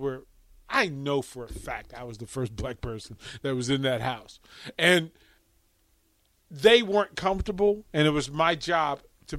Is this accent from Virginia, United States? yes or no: yes; Arlington, Virginia, United States; that I thought I'm from DC. Now, really, I'm from Arlington, Virginia, but I'm from like Green Valley, which is its own persona, right?